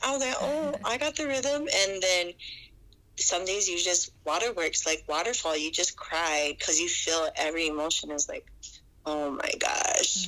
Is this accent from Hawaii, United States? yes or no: yes; Hawaii, United States; also born or lived in Colorado; I was born in Colorado, and then I was raised in Hawaii ever since I was like four